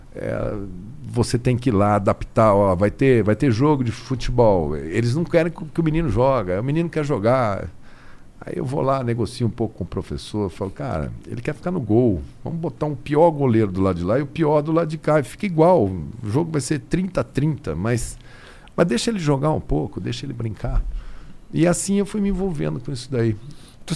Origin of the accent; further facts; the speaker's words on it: Campo Grande, Mato Grosso do Sul, Brazil; moved away; Eu sou de Campo Grande, de Mato Grosso do Sul